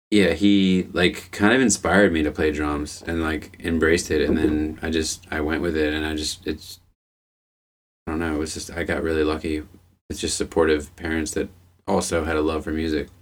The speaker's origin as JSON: {"language": "English", "town": "Arbutus", "region": "Maryland", "country": "United States", "tie": "born or raised there", "moved": "yes", "said": "I grew up in Arbutus, which is a town in Baltimore County in Maryland"}